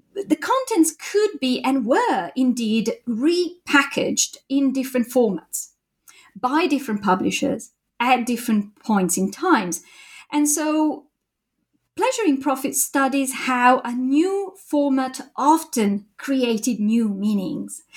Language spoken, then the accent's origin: English; Italy; moved away as an adult; also born or lived in Japan; now in United Kingdom; I did my PhD in Italy, my home country